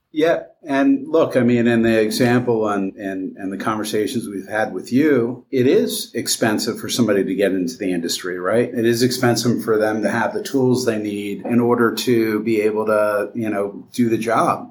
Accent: Vineland, New Jersey, United States; I grew up in southern New Jersey, a town called Vineland, New Jersey

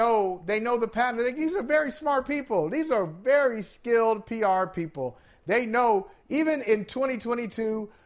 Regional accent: Akron, Ohio, United States; growing up in Akron, Ohio

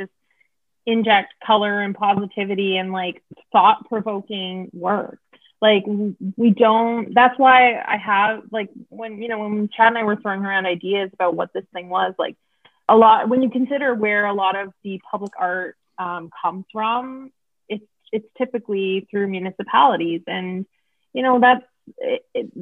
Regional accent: Oshawa, Ontario, Canada; moved away; I'm from Oshawa.

